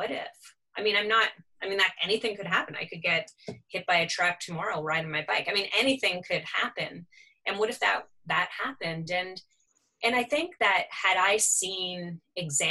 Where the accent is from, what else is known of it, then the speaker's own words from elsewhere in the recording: Toronto, Ontario, Canada; moved away as an adult; now in Halifax, Canada; I'm from Toronto originally. I came here to go to art school.